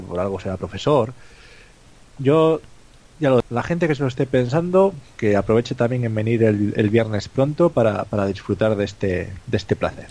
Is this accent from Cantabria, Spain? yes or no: yes; Cantabria, Spain; los que somos de Cantabria